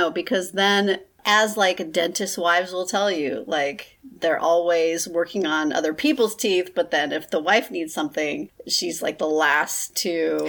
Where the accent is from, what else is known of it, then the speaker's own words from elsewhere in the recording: California, United States; I'm from California